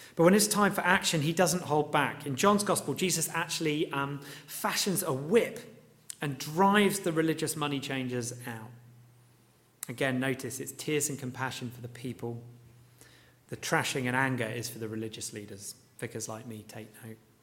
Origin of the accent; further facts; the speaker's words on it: Luton, East of England, United Kingdom; seeing, um, you know, my hometown laid out before me.